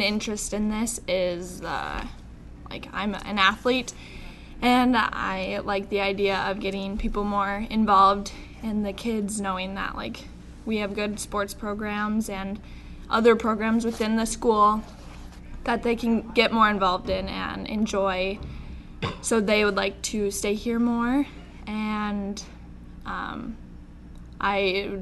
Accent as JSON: {"language": "English", "town": "Watford City", "region": "North Dakota", "country": "United States", "said": "I am originally from Watford"}